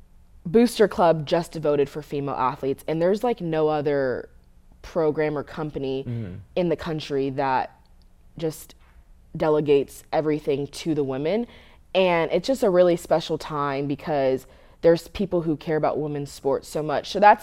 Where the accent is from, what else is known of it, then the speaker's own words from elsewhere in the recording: West Coast, United States; And I grew up on the West Coast, obviously. I grew up going to USC games or UCLA games.